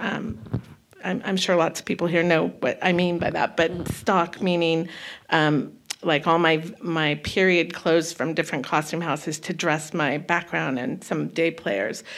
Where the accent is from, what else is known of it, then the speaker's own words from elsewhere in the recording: Santa Cruz, California, United States; also born or lived in Okanagan Valley, British Columbia, Canada; I was raised in Northern mm-hmm. California